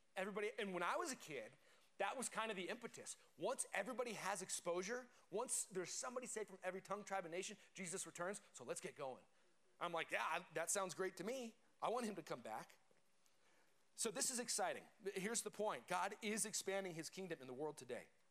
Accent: Colorado, United States; I grew up in Colorado

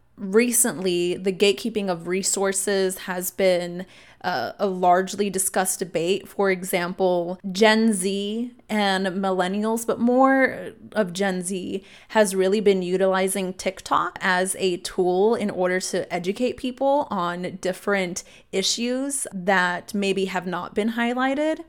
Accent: Austin, Texas, United States; I was born here in Austin, and while I, I lived with my mom off of Slaughter in South Austin

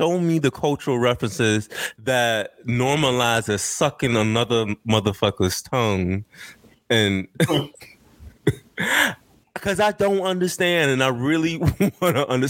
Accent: United States; It's a try for me as an American.

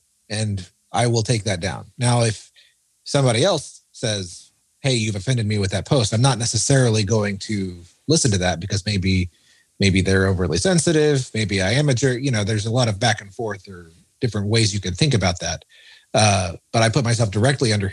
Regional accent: United States; As an American

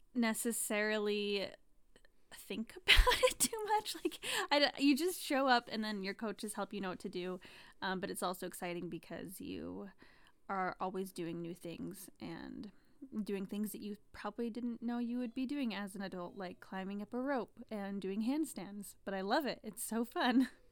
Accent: Rigby, Idaho, United States; we are both from Rigby originally

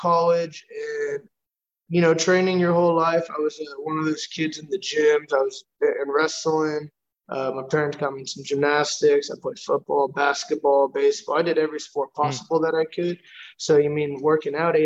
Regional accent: New York, United States; now in Houston, United States; from being born, kind of raised in New York, but I live in Houston, Texas

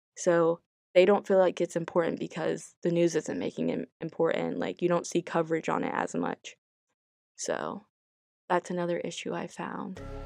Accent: United States; I'm African American

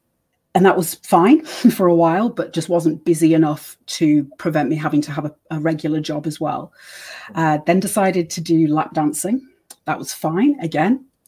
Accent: United States; born there; accent: British; I was born in America, so I had my social security and birth certificate, and I also have the British accent.

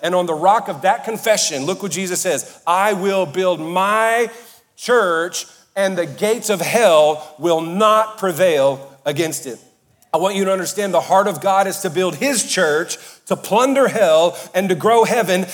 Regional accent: Cajun and Southern, Louisiana, United States; I'm Cajun and Southern

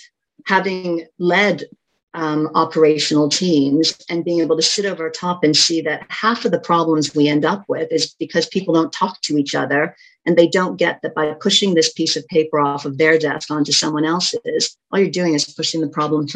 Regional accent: Canada; moved away as an adult; I grew up in Canada for the first part of my career

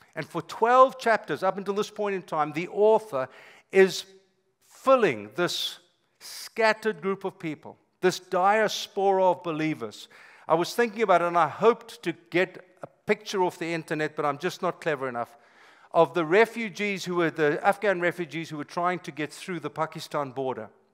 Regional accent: South Africa; moved away as an adult; now in United States; I'm South African by birth, been here 25 years

